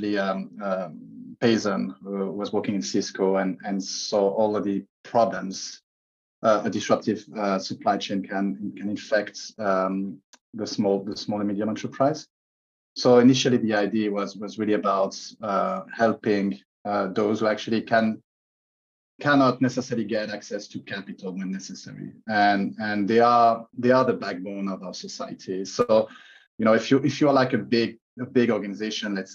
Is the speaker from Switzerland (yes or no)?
yes; Switzerland; moved away; also born or lived in London; I moved back to Switzerland, my home country.